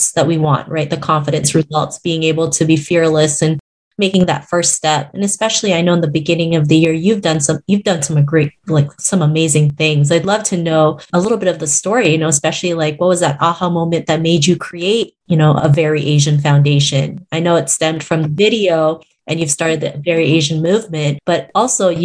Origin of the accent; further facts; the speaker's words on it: Canada; growing up in Canada, I never saw anybody that looked like me on TV.